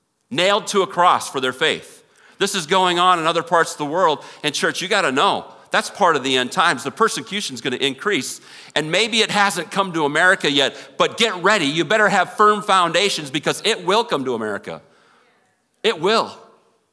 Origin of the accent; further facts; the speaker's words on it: Minnesota, United States; moved away; I grew up in Minnesota